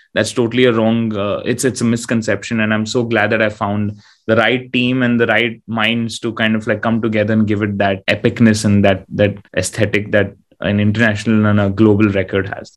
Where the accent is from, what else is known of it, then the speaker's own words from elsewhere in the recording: India; being an Indian artist